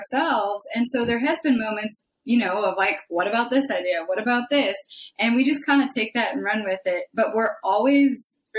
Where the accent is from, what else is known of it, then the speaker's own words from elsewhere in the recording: Minnesota, United States; moved away as an adult; also born or lived in Fargo, North Dakota; now in Nashville, United States; I grew up a lot in Minnesota.